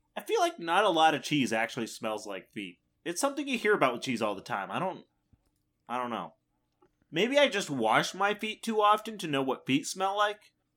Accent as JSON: {"language": "English", "region": "Midwest", "country": "United States", "said": "as a Midwesterner"}